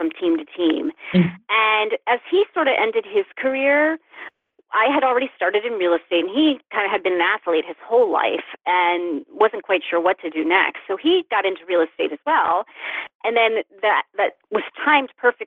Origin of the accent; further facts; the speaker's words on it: United States; moved away as an adult; also born or lived in New York City / Dallas, Texas / Baltimore; I grew up in the Olney Valley, and I left the Valley for New York City and then Dallas, Texas, and then Baltimore, and then New York again. And guess what? I ended up back here.